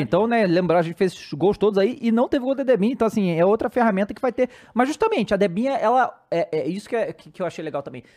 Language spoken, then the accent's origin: Portuguese; Brazil; a gente, como brasileiro